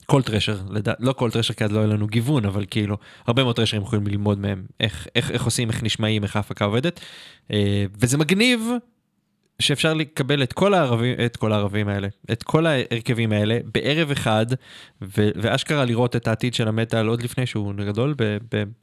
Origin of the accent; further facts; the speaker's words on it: Hungary; אני הונגרי, מותר לי לרדת להונגרים.